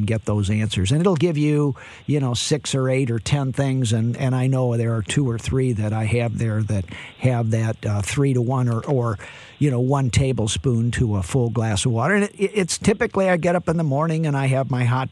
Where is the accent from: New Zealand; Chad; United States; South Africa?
United States; St. Louis, Missouri; I'm from St. Louis, Cardinal Nation.